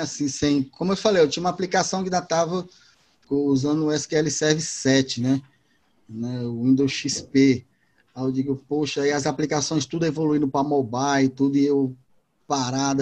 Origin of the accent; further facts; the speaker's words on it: Fortaleza, Ceará, Brazil; eu sou de, de Fortaleza, de Ceará, aqui da Terra do Sol